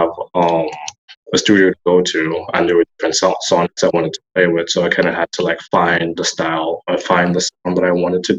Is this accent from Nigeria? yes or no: yes; Nigeria; moved away as an adult; I am from Nigeria. I grew up there. I moved down here when I was 18.